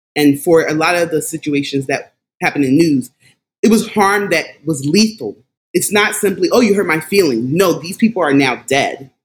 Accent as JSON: {"language": "English", "town": "Philadelphia", "region": "Pennsylvania", "country": "United States", "tie": "born or raised there", "also_born_or_lived": "Washington, D.C. area", "said": "I am a native of Philadelphia. I'm from Philadelphia, have lived there majority of my life"}